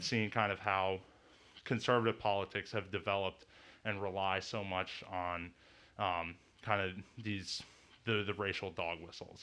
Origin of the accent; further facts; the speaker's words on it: Saint Paul, Minnesota, United States; also born or lived in New York City; I'm from Saint Paul, Minnesota